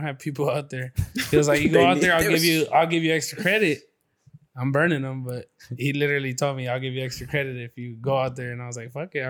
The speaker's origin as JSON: {"language": "English", "town": "San Bernardino", "region": "California", "country": "United States", "tie": "born or raised there", "said": "we were growing up in San Bernardino, like by San Bernardino High School"}